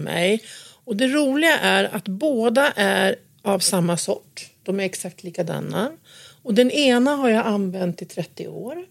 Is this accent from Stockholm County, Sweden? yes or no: no; Gästrikland, Gävleborg County, Sweden; När jag växte upp så växte jag, växte jag upp på en, en gård ute, uppe i Gästrikland